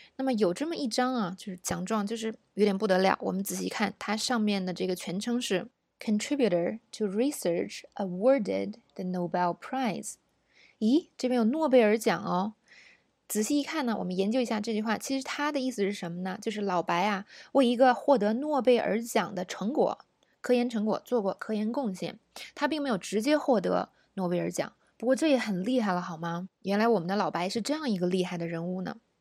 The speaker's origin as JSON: {"language": "Chinese", "country": "China", "said": "我们中国人说英语的习惯，容易把这个辅音啊发得太重了"}